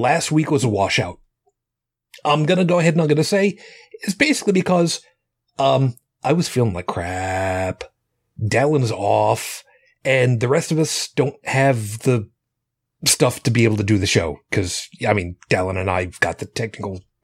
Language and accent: English; Long Island, New York, United States; where I grew up on Long Island